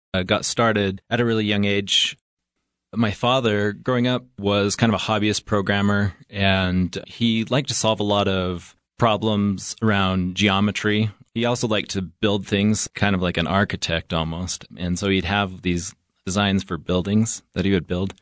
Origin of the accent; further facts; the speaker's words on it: Evanston, Wyoming, United States; I'm originally from Evanston, Wyoming